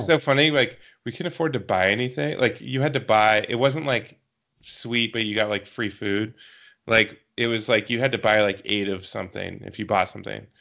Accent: Eastern Washington, United States; also born or lived in Seattle; I grew up in Eastern Washington

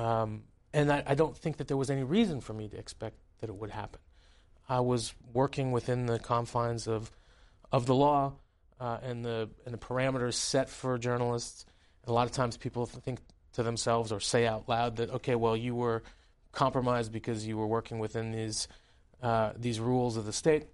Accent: United States; also born or lived in Tehran, Iran; as somebody growing up in your congressional district, um, there was a lot of Iranians around me

